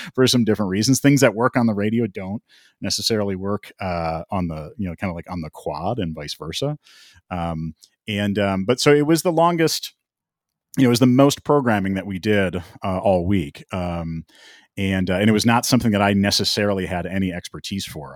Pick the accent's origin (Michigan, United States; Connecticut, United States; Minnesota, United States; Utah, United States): Minnesota, United States; Minneapolis; moved away as an adult; also born or lived in Long Island; I was born and raised in the Twin Cities.